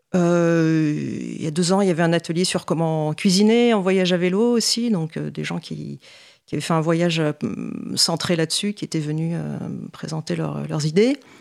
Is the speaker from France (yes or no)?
yes; Paris, Île-de-France, France; also born or lived in Montpellier / Toronto, Canada; j'ai grandi à Paris